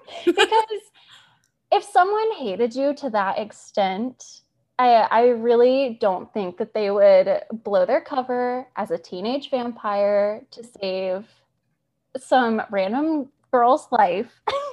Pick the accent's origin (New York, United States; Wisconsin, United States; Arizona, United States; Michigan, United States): Arizona, United States; I'm so pale, which is ironic because I'm from Arizona and I'm so pale.